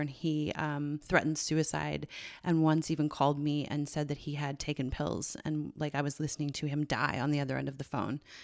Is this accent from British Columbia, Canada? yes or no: no; Newfoundland and Labrador, Canada; moved away as an adult; also born or lived in Ireland; I grew up in one in Newfoundland